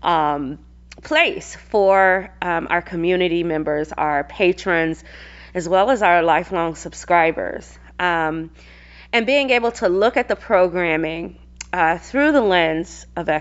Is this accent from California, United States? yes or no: no; Atlanta, Georgia, United States; moved away as an adult; also born or lived in Seattle; now in Arizona, United States; I hail from Atlanta, Georgia, born and raised